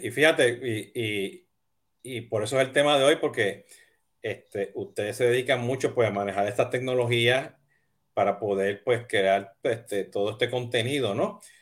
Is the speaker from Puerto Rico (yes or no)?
yes; Puerto Rico; soy boricua